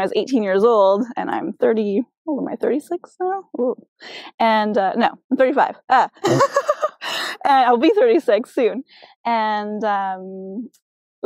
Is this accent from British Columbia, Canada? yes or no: yes; Chilliwack, British Columbia, Canada; growing up in Chilliwack, I felt you know, I was far from that family